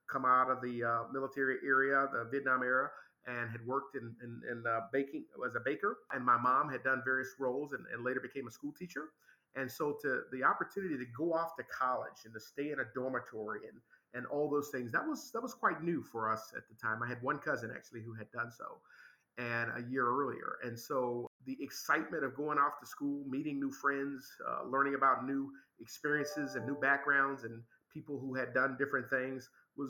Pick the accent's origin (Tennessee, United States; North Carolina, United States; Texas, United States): Tennessee, United States; Memphis; moved away; I was raised in Memphis, Tennessee, the American South